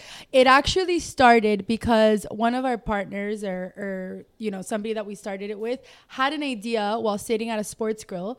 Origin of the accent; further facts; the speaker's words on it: Miami, Florida, United States; Even me being born and raised in Dade